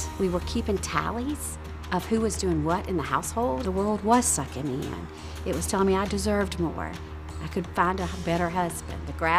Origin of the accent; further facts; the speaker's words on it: Mississippi, United States; Born and raised in Mississippi, we were brought up in church.